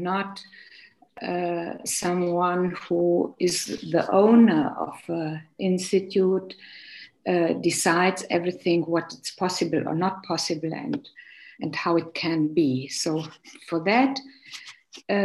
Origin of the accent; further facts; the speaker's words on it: Romania; moved away; also born or lived in Hungary; coming from Romania